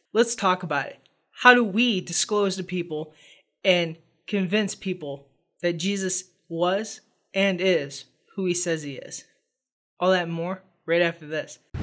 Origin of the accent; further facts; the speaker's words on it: United States; as a American reader of the gospel